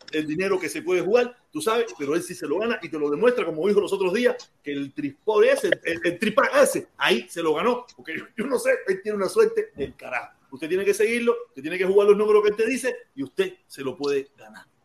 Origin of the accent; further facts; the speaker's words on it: Cuba; yo soy médico cubano.